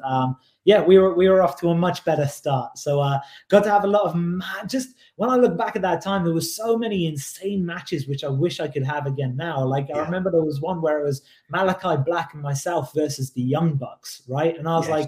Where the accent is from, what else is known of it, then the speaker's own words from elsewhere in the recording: Oxford, South East England, United Kingdom; my hometown of Oxford